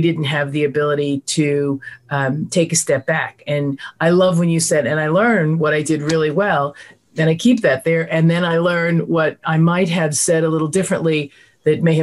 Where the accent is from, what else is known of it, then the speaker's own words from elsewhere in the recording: New York, United States; I'm from New York